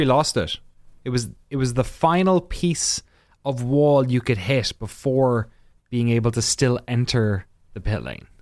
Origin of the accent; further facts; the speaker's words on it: Ireland; as an Irish person